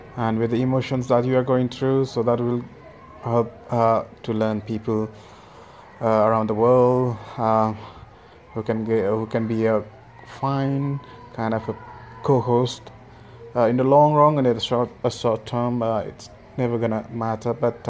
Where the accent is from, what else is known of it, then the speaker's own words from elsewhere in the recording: Kathmandu, Bagmati, Nepal; I'm from Kathmandu, Nepal